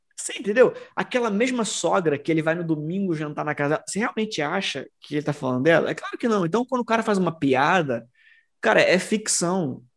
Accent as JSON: {"language": "Portuguese", "region": "Rio de Janeiro", "country": "Brazil", "said": "como carioca"}